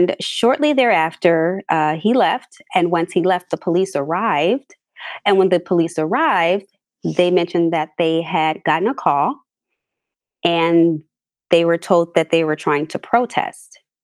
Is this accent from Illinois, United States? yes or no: yes; Chicago, Illinois, United States; I'm from a suburb of Chicago, born and raised here, been here all of my life